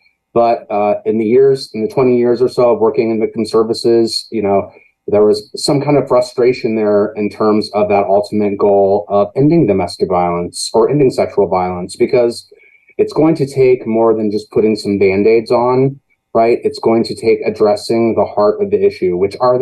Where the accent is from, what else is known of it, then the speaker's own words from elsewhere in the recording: Danville, Illinois, United States; moved away; also born or lived in Chicago; I came back to Danville from Chicago to kind of take care of her